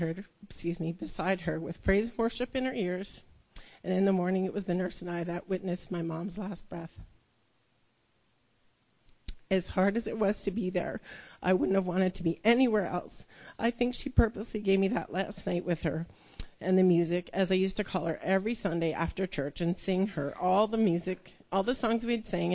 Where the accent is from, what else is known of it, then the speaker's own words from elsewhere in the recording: Toronto, Ontario, Canada; I was born in Toronto. I was raised by a mother